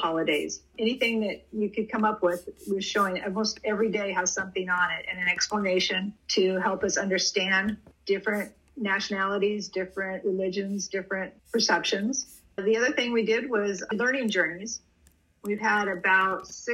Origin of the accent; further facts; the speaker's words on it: Portland, Oregon, United States; I'm from, born and raised in Portland, Oregon